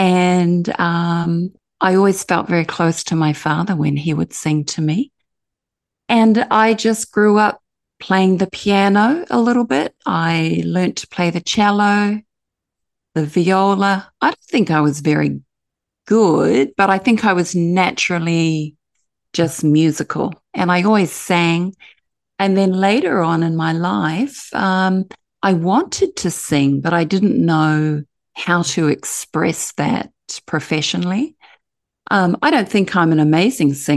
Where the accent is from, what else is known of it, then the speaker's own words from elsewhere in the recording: New Zealand; now in Gold Coast, Australia; I'm from Aotearoa, New Zealand, and I live here in Australia